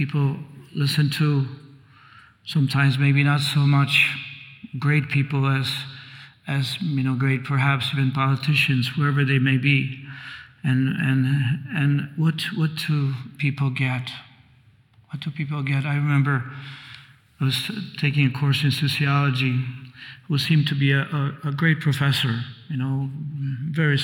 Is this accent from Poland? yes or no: yes; Poland; now in United States; I was born in Poland, although I came to the States, but I went back as a graduate student.